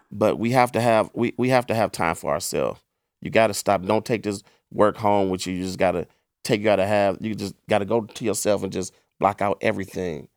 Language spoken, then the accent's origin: English; East Cleveland, Ohio, United States; I grew up in East Cleveland